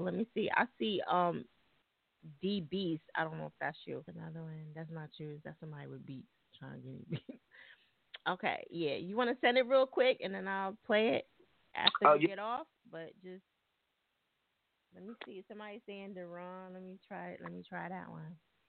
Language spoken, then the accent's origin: English; New Jersey, United States; I'm from Jersey. You know, we fuck everything up.